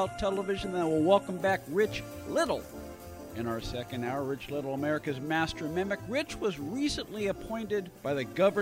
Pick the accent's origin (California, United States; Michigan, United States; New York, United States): California, United States; San Francisco Bay Area; I grew up in the San Francisco Bay Area